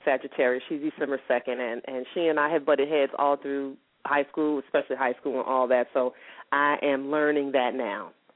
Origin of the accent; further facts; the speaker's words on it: Columbus, Georgia, United States; now in San Diego, United States; I was born in Columbus, Georgia, but I live in San Diego, California now.